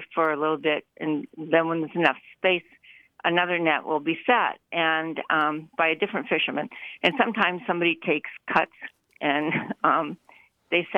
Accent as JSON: {"language": "English", "region": "New England", "country": "United States", "also_born_or_lived": "Petersburg, Alaska", "moved": "as an adult", "lives_now": "Juneau, United States", "said": "I came from New England"}